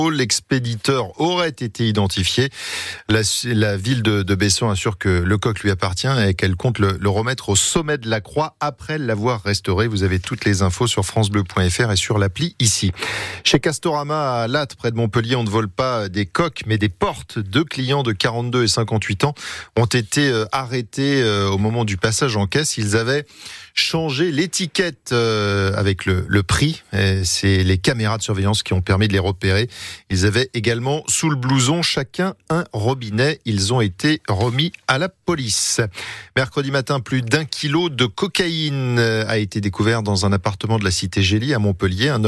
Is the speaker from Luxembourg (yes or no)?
yes; Luxembourg; Moi je viens de Luxembourg.